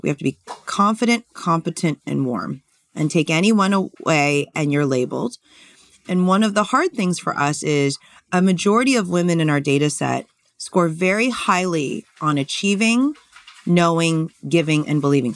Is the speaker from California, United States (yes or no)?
yes; California, United States; I grew up in California